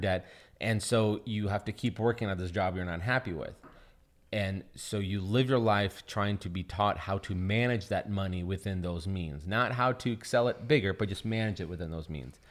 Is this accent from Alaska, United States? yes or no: no; Seattle, Washington, United States; also born or lived in Russia; I think we live in like a legit ghetto, and uh, in Seattle